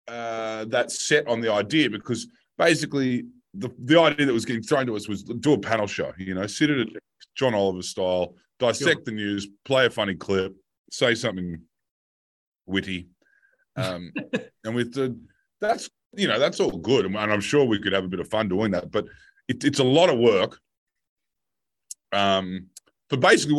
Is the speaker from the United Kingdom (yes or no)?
no; Australia